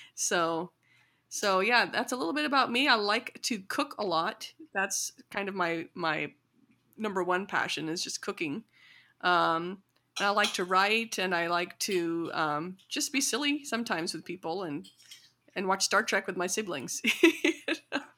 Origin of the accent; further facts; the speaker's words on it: rural Illinois, United States; grew up kind of learning about my culture mostly through my parents and through Bollywood in small towns and in rural, you know, um, Illinois